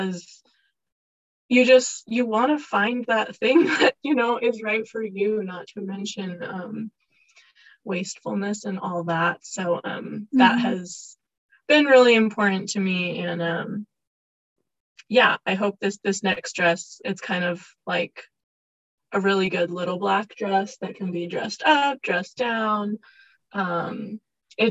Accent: California, United States; now in Salt Lake City, United States; I'm from California, but it's not easy to find fashion industry things out here

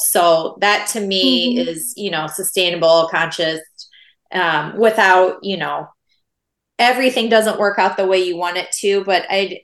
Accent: Iowa, United States; I grew up in Iowa, which is where I live now

